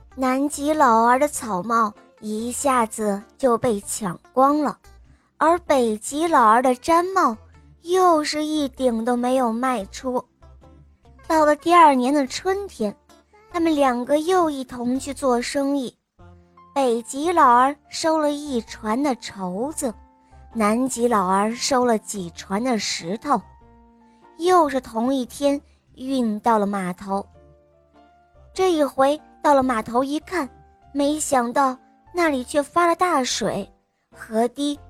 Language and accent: Chinese; Shanghai, China; 今年七岁了，我来自上海，